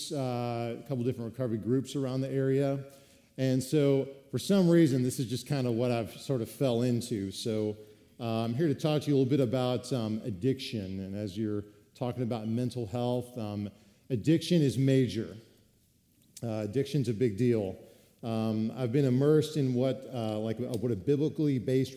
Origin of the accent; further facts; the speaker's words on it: Chicago, Illinois, United States; also born or lived in Uganda; I grew up in the Chicago area